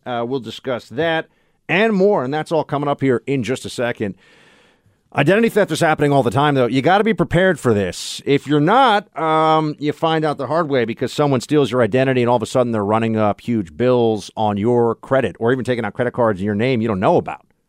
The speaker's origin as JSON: {"language": "English", "region": "New York", "country": "United States", "said": "here in New York, my home state"}